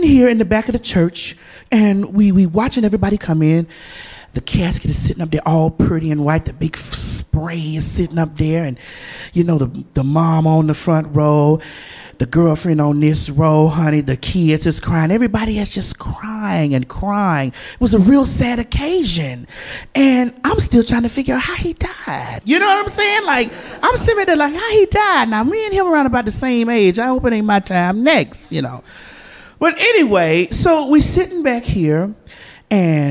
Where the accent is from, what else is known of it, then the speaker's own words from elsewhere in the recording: the South, United States; I'm from the South. So being from the South, you know, we are Bible people